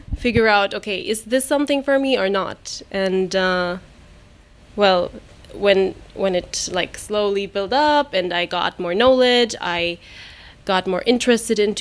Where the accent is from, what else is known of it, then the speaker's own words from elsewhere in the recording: Germany; English is a second language; moved away as an adult; now in Dubai, United Arab Emirates; I grew up in Germany